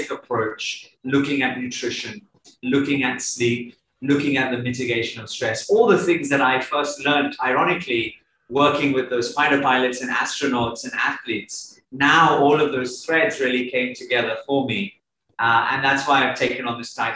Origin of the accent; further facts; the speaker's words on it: Bournemouth, South West England, United Kingdom; also born or lived in London; I grew up in England, in Bournemouth on the south coast, where my mum's family are from. I went to university